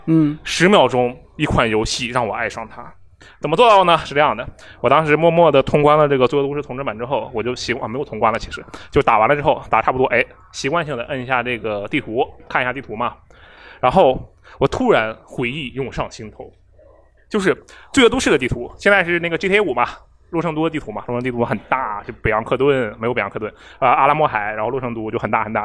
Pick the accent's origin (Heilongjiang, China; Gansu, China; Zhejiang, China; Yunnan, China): Heilongjiang, China; Harbin; now in Shanghai, China; 我是哈尔滨人嘛